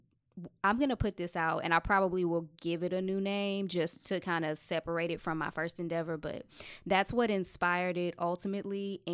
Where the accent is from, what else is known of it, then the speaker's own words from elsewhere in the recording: Texas, United States; So I'm from Texas, so a lot of the stuff I write is about the places that I've lived.